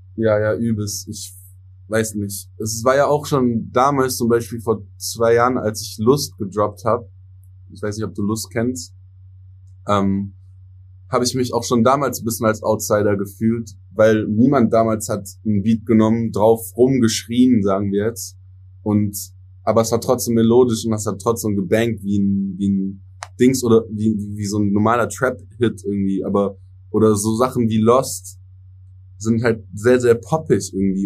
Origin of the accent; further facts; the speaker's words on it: Germany; first language English; German is a second language; ich bin biling äh, bilingual aufgewachsen. Also meine Eltern sind erst mit 30 hier nach Deutschland gekommen